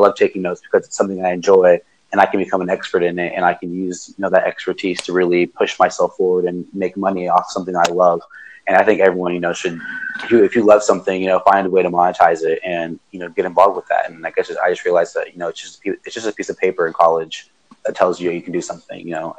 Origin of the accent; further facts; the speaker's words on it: Dominican Republic; I'm originally from Dominican Republic, so my mom owns some land out there, and she was she's a landlord.